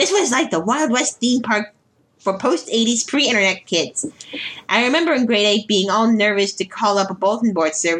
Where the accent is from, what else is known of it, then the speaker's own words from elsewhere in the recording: Ottawa, Ontario, Canada; moved away as an adult; now in Toronto, Canada; I just had a bad time growing up in Ottawa. And immediately hijacked my way back to Toronto as soon as I could